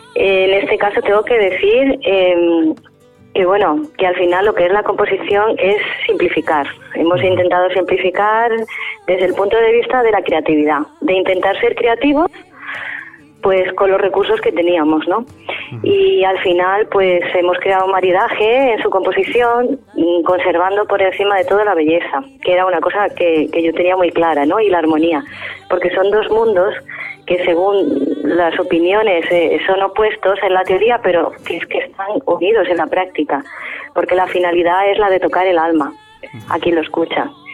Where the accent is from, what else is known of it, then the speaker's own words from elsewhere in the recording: La Línea de la Concepción, Andalusia, Spain; also born or lived in Bulgaria / Italy; yo soy nacida, bueno, soy andaluza, eh, nacida en la línea de la Concepción Cádiz, y claro, escuchábamos el flamenco en casa